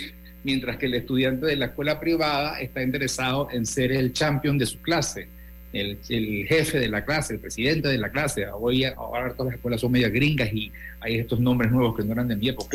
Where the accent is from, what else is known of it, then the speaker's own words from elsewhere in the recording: Panama; lo que somos los panameños